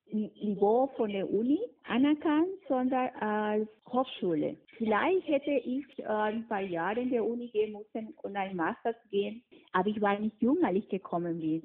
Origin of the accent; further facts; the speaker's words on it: Peru; German is a second language; moved away as an adult; now in Munich, Germany; Ich komme aus Peru und ich komme nicht auf die Berge. Ich komme von der Küste, wo einfach die Sonne immer scheint